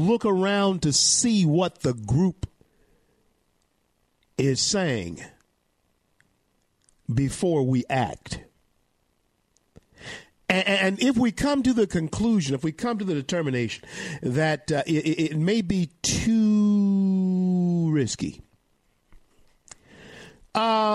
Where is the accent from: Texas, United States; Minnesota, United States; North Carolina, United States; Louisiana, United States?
Louisiana, United States; Louisiana, my home state